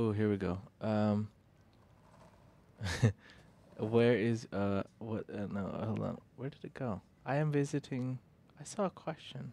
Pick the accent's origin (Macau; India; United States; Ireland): India